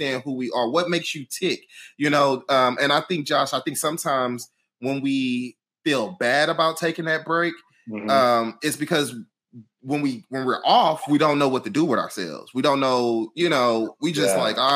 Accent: Houston, Texas, United States; I'm from Houston. So all my family is in Houston

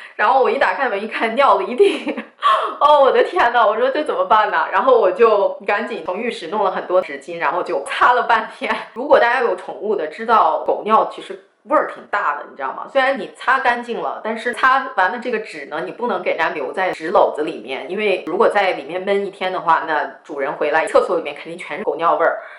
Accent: Shanxi, China; 我是山西人

